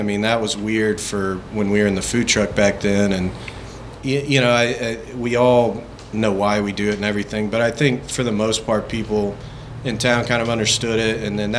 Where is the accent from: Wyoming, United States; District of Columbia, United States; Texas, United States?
Texas, United States; Fort Worth; I grew up in Fort Worth and born and raised